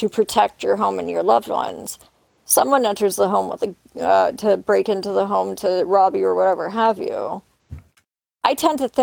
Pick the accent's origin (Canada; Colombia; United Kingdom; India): Canada; I'm Canadian